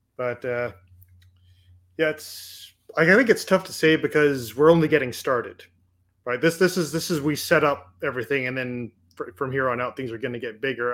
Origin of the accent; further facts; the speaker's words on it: Canada; I'm Canadian